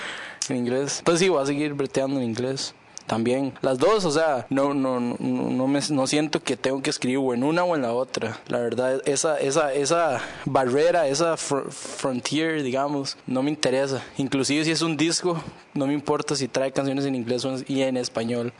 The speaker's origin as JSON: {"language": "Spanish", "country": "Costa Rica", "first_language": "Spanish", "moved": "as an adult", "said": "el español de donde yo vengo"}